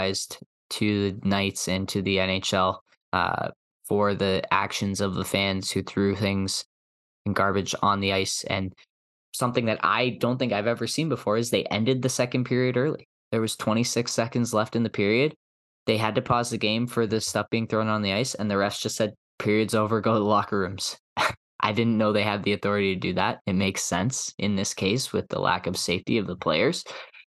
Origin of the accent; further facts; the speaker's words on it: Canada; as Canadian hockey fans